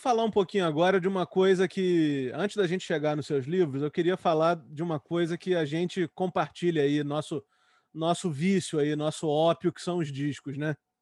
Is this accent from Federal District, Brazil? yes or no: no; Rio de Janeiro, Brazil; eu sou do Rio